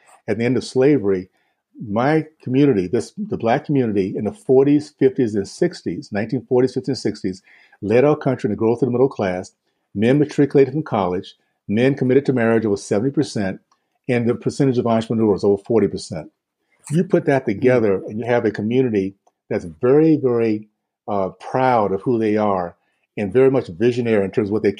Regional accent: Deep South, United States; not only growing up in the Deep South during that time, because it gives me, it informs me to not only what our country can be like

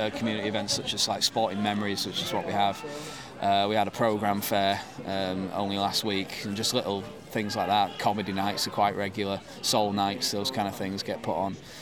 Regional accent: Halifax, Yorkshire and the Humber, United Kingdom; also born or lived in Manchester; grew up near Halifax, in West Yorkshire

